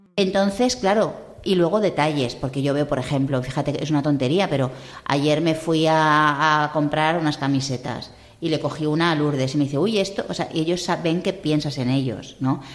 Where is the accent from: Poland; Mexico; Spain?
Spain; Madrid, Community of Madrid; moved away; soy madrileña y hablo fatal